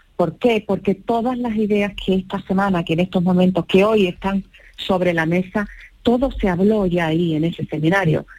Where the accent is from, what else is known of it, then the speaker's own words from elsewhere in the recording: Chiclana de la Frontera, Andalusia, Spain; soy de Chiclana